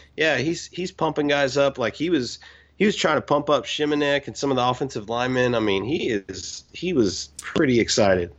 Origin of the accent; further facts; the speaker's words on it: Houston, Texas, United States; I'm from Houston